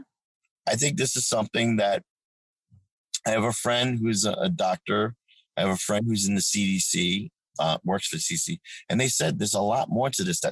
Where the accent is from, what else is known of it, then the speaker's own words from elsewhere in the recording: Amityville, New York, United States; also born or lived in Manorville, New York; now in Ohio, United States; It just reminds me of where I grew up in Long Island